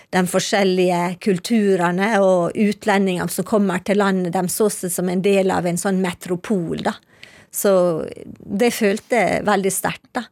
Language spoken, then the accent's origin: Norwegian; Ålesund, Møre og Romsdal, Norway; moved away as an adult; also born or lived in Syria / Geneva; now in Libya; jeg kommer jo fra Ålesund